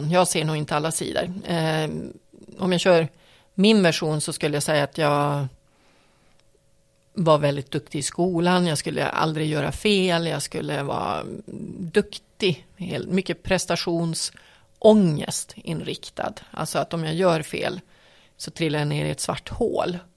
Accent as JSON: {"language": "Swedish", "town": "Piteå", "region": "Norrbotten County", "country": "Sweden", "said": "jag menar, jag kommer ju från Piteå, det är ju mitt, mitt ursprung, det är ju det originalet om man säger så."}